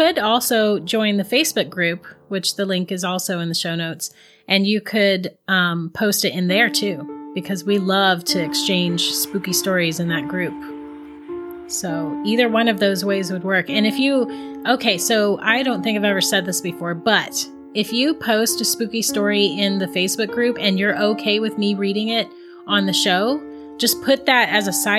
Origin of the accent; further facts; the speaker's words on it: Florida, United States; growing up in Florida